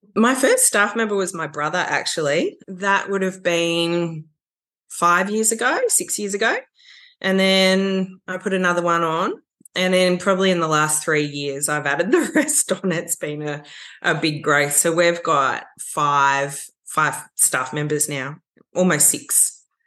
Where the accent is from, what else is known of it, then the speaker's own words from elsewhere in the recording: Warrandyte, Victoria, Australia; growing up in Warrandyte has been a huge part of my appreciation for landscape and nature